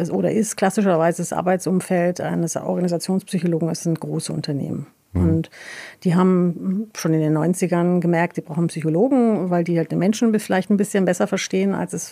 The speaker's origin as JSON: {"language": "German", "town": "Tabriz", "region": "East Azerbaijan", "country": "Iran", "said": "Persisch gesprochen tatsächlich, äh, beziehungsweise Azarisch. Wir kommen ähm, aus Tebris."}